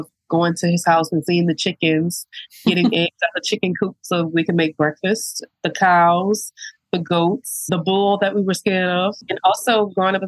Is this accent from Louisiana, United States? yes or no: yes; St. James Parish, Louisiana, United States; I was born and raised in St. James